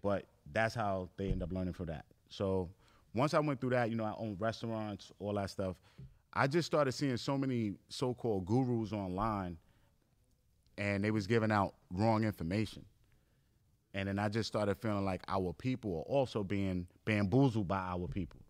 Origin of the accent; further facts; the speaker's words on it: New York City, New York, United States; me growing up in Far Rockaway, Queens, in New York